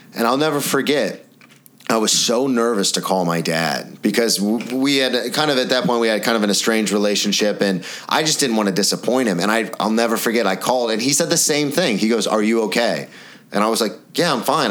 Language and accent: English; the South, United States; moved away; I'm from the South